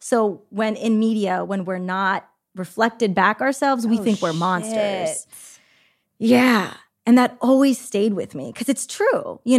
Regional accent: California, United States; I grew up in the Bay.

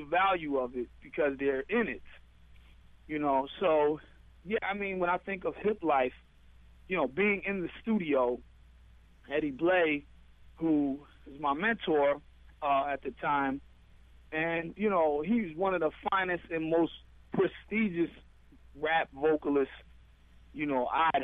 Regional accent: United States; moved away; also born or lived in Ghana; I was from America.

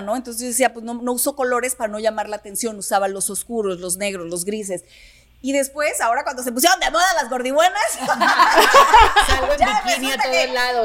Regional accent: Sinaloa, Mexico; como buena sinaloense

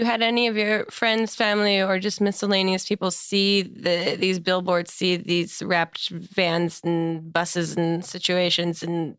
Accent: New Jersey, United States; That's my home state.

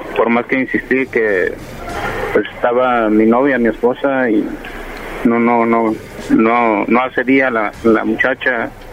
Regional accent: Guerrero, Mexico; moved away; yo soy del estado de Guerrero

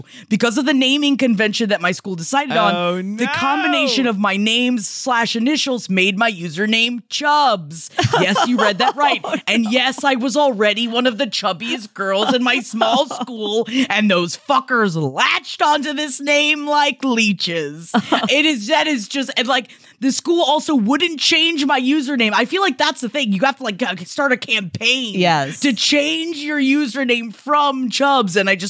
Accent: Ohio, United States; And I'm from Ohio, which means there was no regional specific thing that would connect Smokey Joe back to Holden.

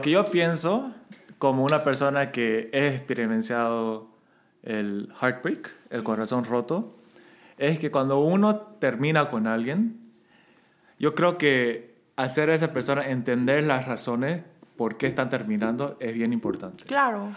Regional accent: Santa Cruz, Bolivia; accent: camba; also born or lived in South Korea; estoy hablando como cambísima

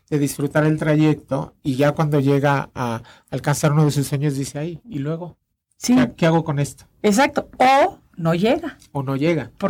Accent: Mexico; como mexicano

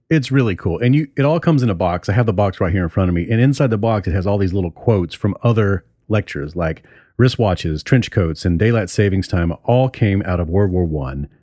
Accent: Hattiesburg, Mississippi, United States; my hometown hattiesburg mississippi

